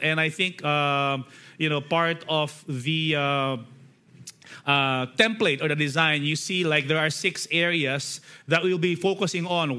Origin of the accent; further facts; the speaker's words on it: Philippines; as Filipino, we love singing songs